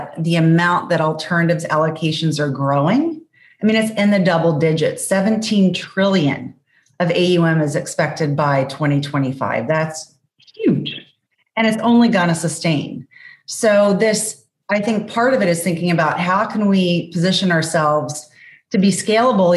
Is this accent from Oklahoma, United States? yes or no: no; Richmond, Virginia, United States; given that I grew up in Richmond, Virginia